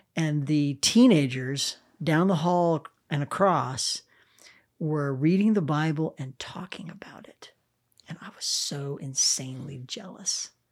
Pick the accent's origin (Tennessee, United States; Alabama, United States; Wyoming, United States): Wyoming, United States; Cheyenne; now in Oklahoma City, United States; I grew up in Wyoming